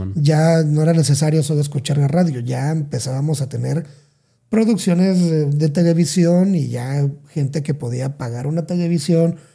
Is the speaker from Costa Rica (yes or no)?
no; Salina Cruz, Oaxaca, Mexico; moved away; soy de Oaxaca, pero soy de la parte sur, sur, sur de Oaxaca